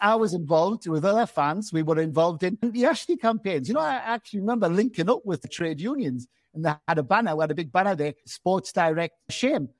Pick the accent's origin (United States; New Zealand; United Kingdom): United Kingdom; Gateshead, North East England; also born or lived in London; I'm from Gateshead